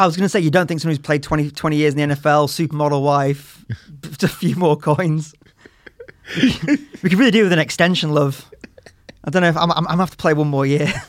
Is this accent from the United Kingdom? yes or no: yes; England, United Kingdom; also born or lived in United States